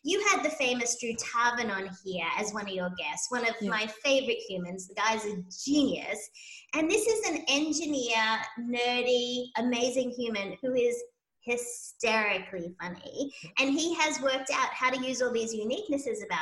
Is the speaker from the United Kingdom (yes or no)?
no; Sydney, New South Wales, Australia; moved away as an adult; now in United States; I hail from Sydney, Australia.